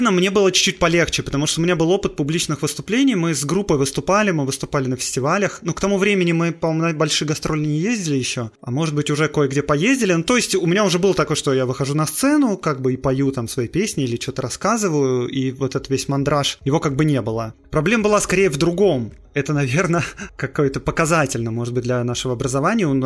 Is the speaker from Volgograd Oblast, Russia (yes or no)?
no; Moscow, Russia; born there; Ну, в общем, я родился